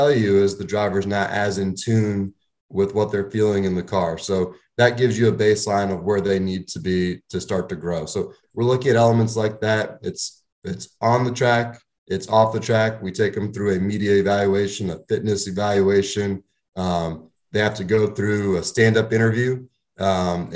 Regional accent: Northeast, United States; I grew up dirt racing in the Northeast

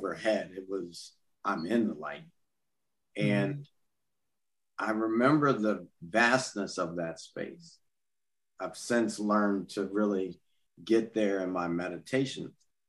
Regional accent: Baton Rouge, Louisiana, United States; growing up in Baton Rouge, Louisiana, especially back then

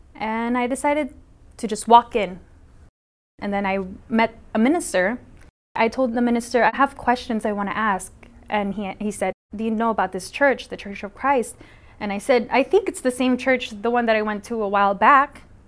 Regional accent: San Diego, California, United States; now in Waipahu, United States; I'm from Waipahu, Hawaii, but I'm originally from San Diego, California

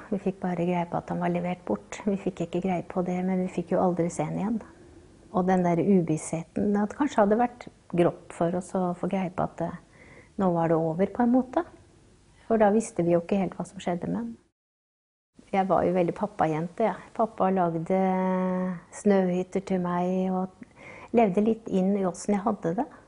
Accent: Bardufoss, Troms, Norway; also born or lived in Dal; Nei, vi flytta jo til, eh, til Bardufoss når jeg var rundt seks år. Så det var jo eh, en ny epoke i livet hvor jeg forlot alt det trygge

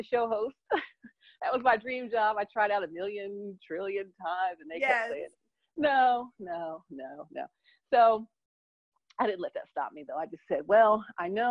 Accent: Philadelphia, Pennsylvania, United States; moved away; I'm from Philadelphia originally

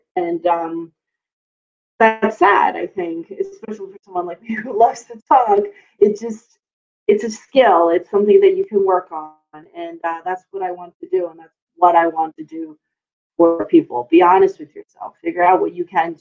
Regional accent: United States; also born or lived in New York City; growing up in the States

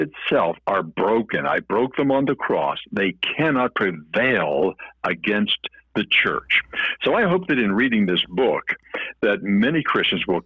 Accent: New Kensington, Pennsylvania, United States; I was born in New Kensington, Pennsylvania, outside of Pittsburgh

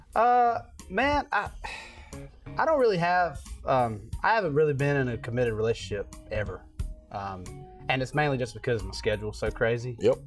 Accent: near Elizabethtown, North Carolina, United States; Elizabethtown, North Carolina, which uh-huh. is like 15 minutes away from my hometown.

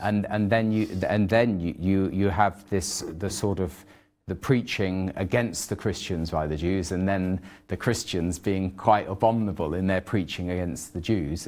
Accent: United Kingdom; I'm British

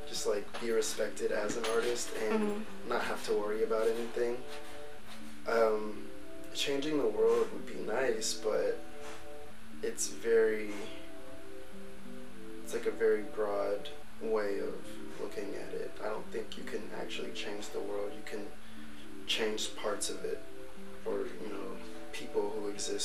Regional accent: Ohio, United States; now in New York City, United States; 24 years old, and I'm from Ohio.

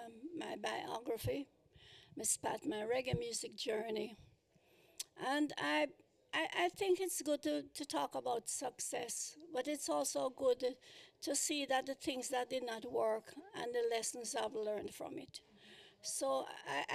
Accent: Kingston, Jamaica; moved away as an adult; now in United States; I was born in Kingston, Jamaica

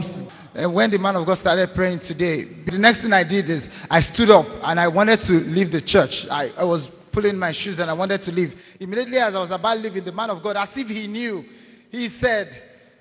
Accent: Anambra, Nigeria; I am from Anambra State.

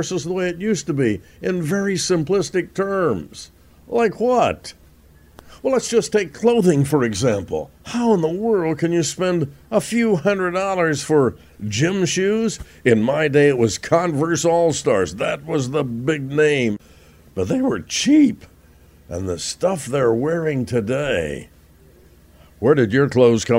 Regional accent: Roanoke, Indiana, United States; growing up in Roanoke, Indiana, absolutely one way, exactly 1 mile from my front door to the front door of the school, Roanoke High School

